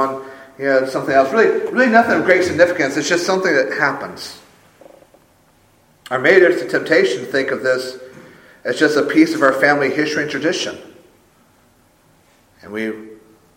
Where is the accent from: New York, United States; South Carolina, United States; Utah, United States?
South Carolina, United States; Sumter; Growing up in Sumter